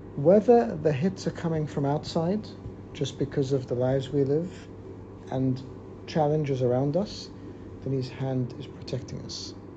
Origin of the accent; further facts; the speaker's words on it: Australia; I grew up in Australia